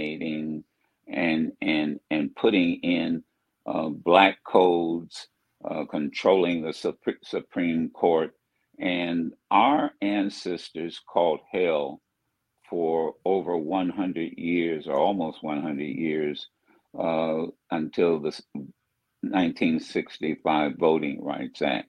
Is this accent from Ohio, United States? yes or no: yes; Dayton, Ohio, United States; my hometown of Dayton, where I grew up